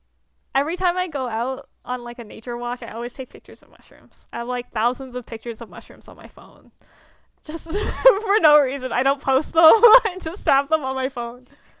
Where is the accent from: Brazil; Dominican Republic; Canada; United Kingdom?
Canada; We are Canadian and we're also Asian. Both of us are Asian.